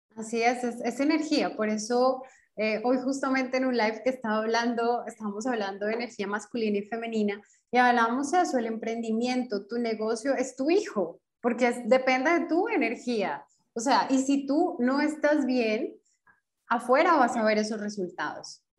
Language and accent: Spanish; Colombia; moved away as an adult; now in Brasília, Brazil; Soy colombiana, pero actualmente vivo en Brasilia.